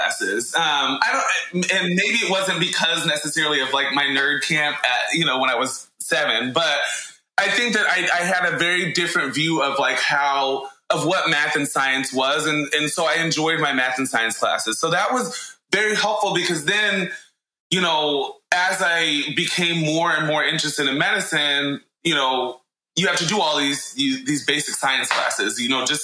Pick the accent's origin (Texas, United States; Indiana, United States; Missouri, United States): Indiana, United States; Indianapolis; also born or lived in Stanford, California / Connecticut; now in Providence, United States; I am from Indianapolis, Indiana, originally